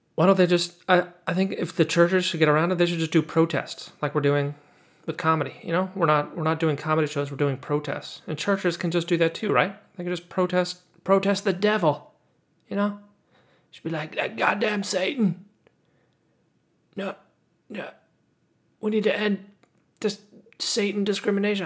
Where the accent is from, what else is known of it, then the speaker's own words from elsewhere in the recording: California, United States; accent: nasally California; I kinda have this California accent